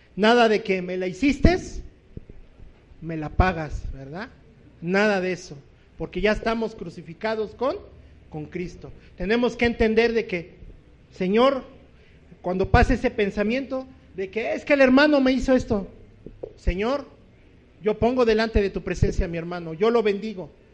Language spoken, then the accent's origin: Spanish; Distrito Federal, Mexico City, Mexico